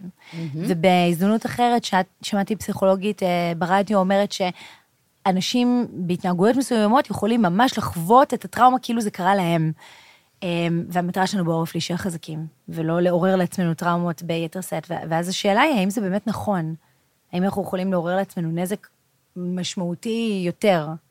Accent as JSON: {"language": "Hebrew", "country": "Israel", "said": "אנחנו ישראלים, גם אם נהיה במדינה שהיא איננה ישראל"}